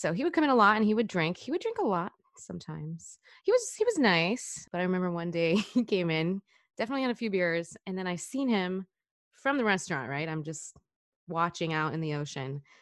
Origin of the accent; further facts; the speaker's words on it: Washington, United States; moved away as an adult; also born or lived in Hawaii; now in California, United States; I grew up in Washington my whole life.